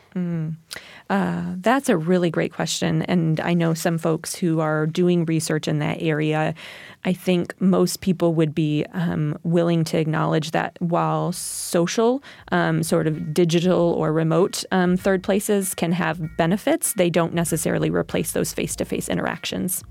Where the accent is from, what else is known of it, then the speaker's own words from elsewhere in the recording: New York, United States; my hometown, um, DeFerry at New York, it has a population of four hundred